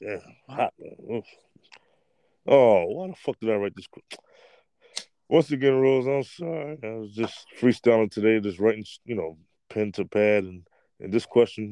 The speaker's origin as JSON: {"language": "English", "region": "New York", "country": "United States", "said": "I'm from New York"}